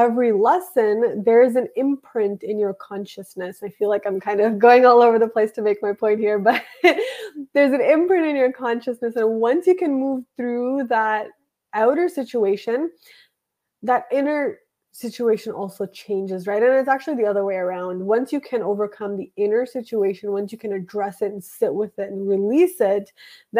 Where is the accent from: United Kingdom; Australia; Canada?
Canada; I was born in Canada and I was born in a nice house with a family